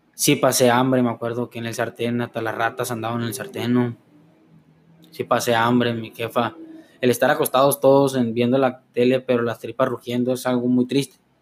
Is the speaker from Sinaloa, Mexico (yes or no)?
yes; Los Mochis, Sinaloa, Mexico; yo nací en el año 99 del 5 de enero en Los Mochis, Sinaloa, justamente en el Hospital General aquí, que está cerca